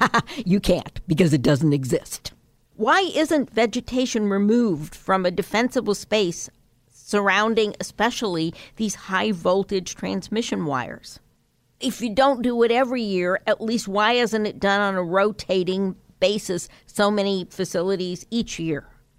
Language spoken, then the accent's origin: English; California, United States; when I grew up here in Sonoma County, actually, and Napa County, those were remote hamlets.